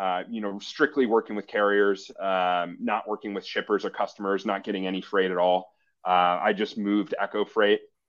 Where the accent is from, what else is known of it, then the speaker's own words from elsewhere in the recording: Scottsdale, Arizona, United States; moved away as an adult; also born or lived in Milwaukee, Wisconsin / Boston / Chicago; I'm originally from Scottsdale, Phoenix area, Arizona. Moved to Wisconsin when I was 18.